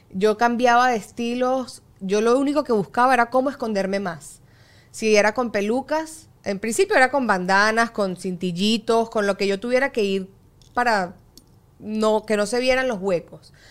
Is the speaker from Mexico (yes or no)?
no; Venezuela; Yo mi adolescencia la viví en Venezuela, que está el estándar de belleza mucho más inculcado.